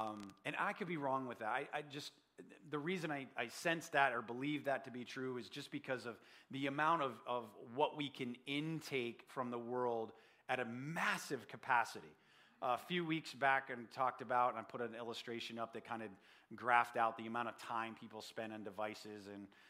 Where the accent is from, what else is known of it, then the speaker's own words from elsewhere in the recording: Saratoga Springs, New York, United States; I grew up in Saratoga